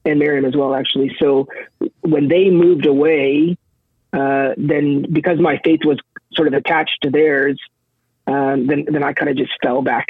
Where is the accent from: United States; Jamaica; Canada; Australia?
Canada; Saint John, New Brunswick; also born or lived in Brown's Flat, New Brunswick; spent the first 8 years of my life in St. John. Then my parents separated, and I moved with my mom to Brown's Flat, New Brunswick